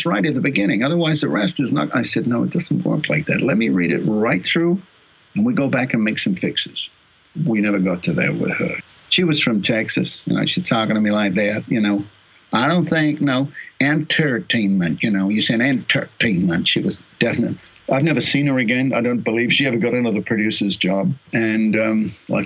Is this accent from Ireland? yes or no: no; Australia; accent: Australian; also born or lived in Los Angeles; now in Sydney, Australia; I'm an Australian